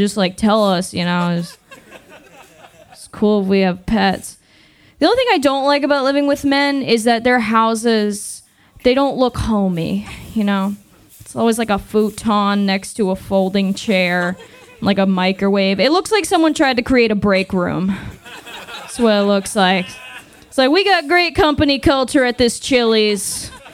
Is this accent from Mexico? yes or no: no; Massachusetts, United States; moved away as an adult; now in Austin, United States; I'm originally from Massachusetts. I moved to Austin about a year ago